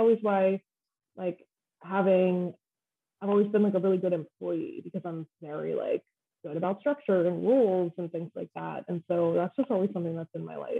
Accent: Downingtown, Pennsylvania, United States; also born or lived in Philadelphia, Pennsylvania / Coatesville, Pennsylvania; I'm from Downingtown.

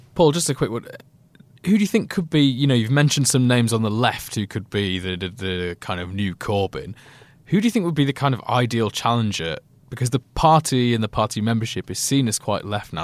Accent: Leeds, Yorkshire and the Humber, United Kingdom; where I grew up in Leeds

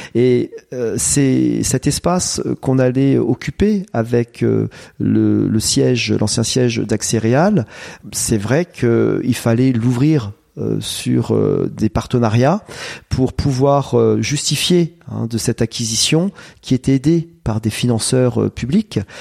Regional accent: Vauve, Centre-Val de Loire, France; je suis né à Vauve. Hein, donc que je suis originaire de la région

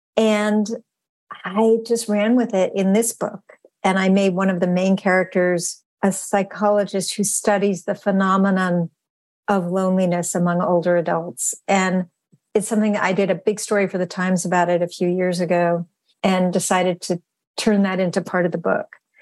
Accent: Western Massachusetts, United States; growing up in Western Massachusetts.

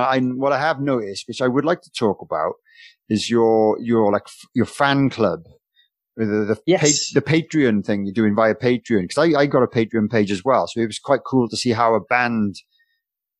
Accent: Wales, United Kingdom; being a Welshman

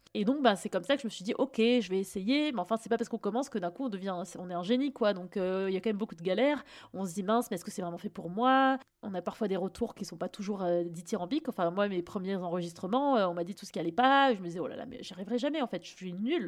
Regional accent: Fontainebleau, Île-de-France, France; j'ai grandi à Fontainebleau, mais enfin, tu vois, région parisienne aussi

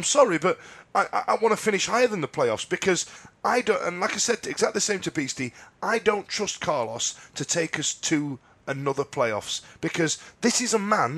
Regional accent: United Kingdom; And we don't believe that because we're British and we do things proper.

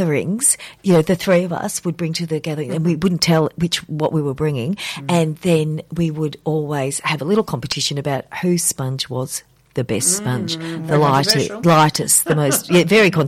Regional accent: Casterton, Victoria, Australia; Casterton, my hometown, Castertonia, I call it fondly

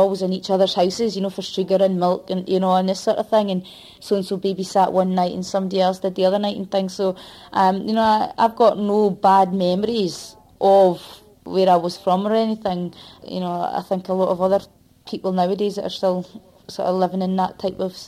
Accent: Dundee, Scotland, United Kingdom; I was brought up in Dundee in an industrial estate

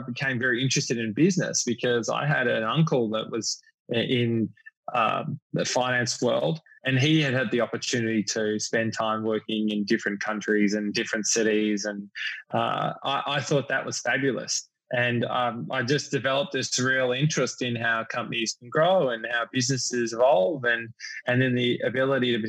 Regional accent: Melbourne, Victoria, Australia; moved away as an adult; now in New York City, United States; I grew up in Melbourne

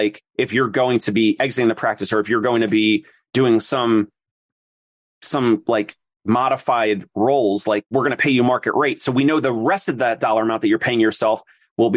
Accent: New Jersey, United States; also born or lived in Philadelphia; I'm from South Jersey and right over the bridge from Philly

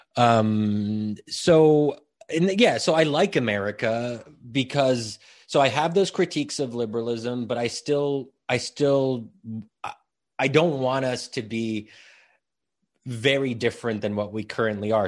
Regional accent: United States; I was born and raised in a liberal society.

